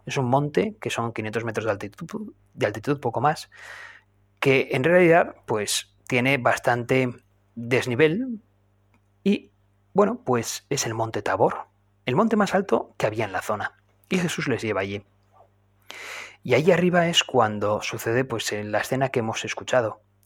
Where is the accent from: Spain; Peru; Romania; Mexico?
Spain; Navarre; Yo soy de Navarra